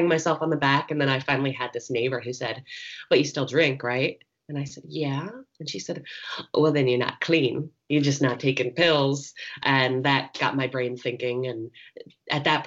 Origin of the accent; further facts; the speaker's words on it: New Jersey, United States; moved away; also born or lived in Philadelphia, Pennsylvania; I was born in Philadelphia and raised in New Jersey in an Italian American family